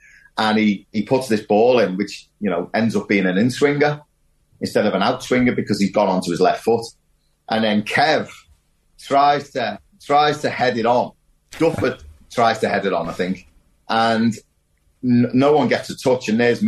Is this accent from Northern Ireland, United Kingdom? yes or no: no; Wirral, North West England, United Kingdom; Yeah, I mean, I'm from the Wirral. You know, I was born there.